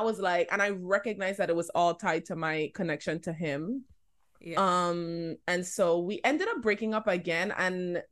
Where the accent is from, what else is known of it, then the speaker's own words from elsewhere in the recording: LaGrange, United States; I grew up in LaGrange